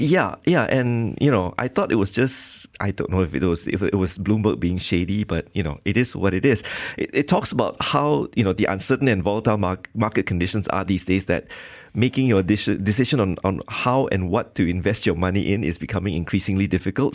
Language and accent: English; Malaysia